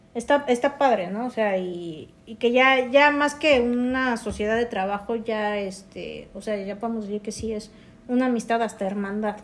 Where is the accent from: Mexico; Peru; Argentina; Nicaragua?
Mexico; Mexico City; somos oriundos de la Ciudad de México.